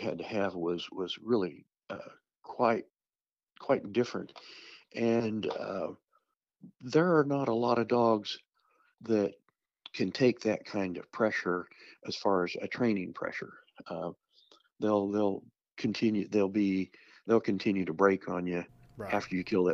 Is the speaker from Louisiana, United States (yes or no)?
no; Southeast Kansas, United States; I grew up in Southeast Kansas.